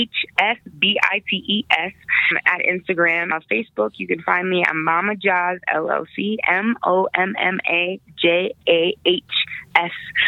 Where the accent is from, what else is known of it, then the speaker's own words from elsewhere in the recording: Pennsylvania, United States; moved away as an adult; also born or lived in Brooklyn, New York / Queensbridge, New York / Hershey, Pennsylvania; now in Colorado, United States; So I was born in Brooklyn, New York. I was raised in Queensbridge. My family moved to Pennsylvania when I was like 9.